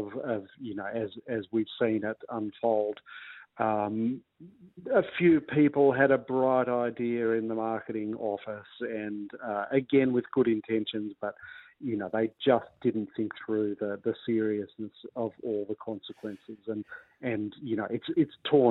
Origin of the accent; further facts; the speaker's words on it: New South Wales, Australia; I come from New South Wales and we're more of an NRL-focused state